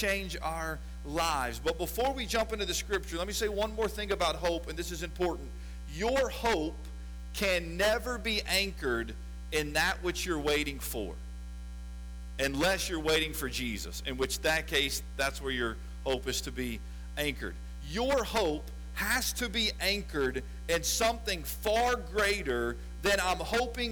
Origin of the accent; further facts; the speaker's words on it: West Chester, Ohio, United States; also born or lived in Lexington, Kentucky; I was born in Lexington, Kentucky, and then shortly after that moved to north of Cincinnati in a town called Westchester, Ohio. And that is where I was raised.